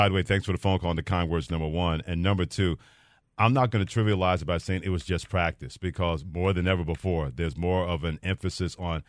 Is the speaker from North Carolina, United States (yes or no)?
no; New York, United States; in my hometown of New York